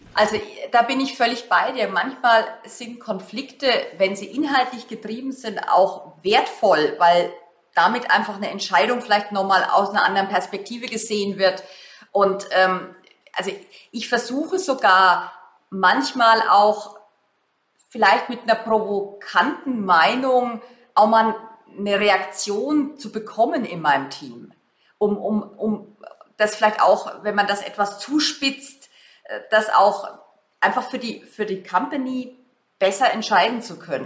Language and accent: German; Germany; wir uns als Deutsche